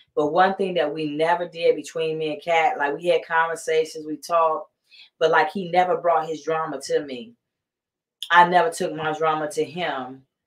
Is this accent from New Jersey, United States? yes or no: no; Columbus, Georgia, United States; moved away as an adult; now in California, United States; I'm from Columbus, Georgia, born and raised there